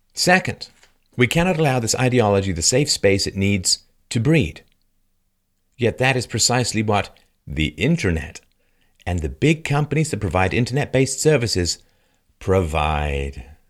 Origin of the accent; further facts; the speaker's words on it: London, United Kingdom; moved away; I grew up in London, and, um, I left in seventy-seven